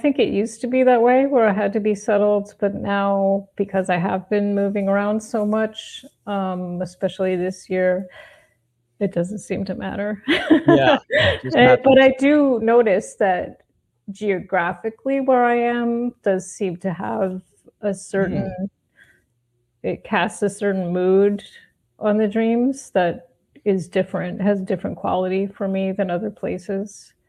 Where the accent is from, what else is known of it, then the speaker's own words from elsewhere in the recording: northwestern New Jersey, United States; moved away; also born or lived in Manhattan, New York; I grew up in New Jersey, but the northwestern part near Pennsylvania.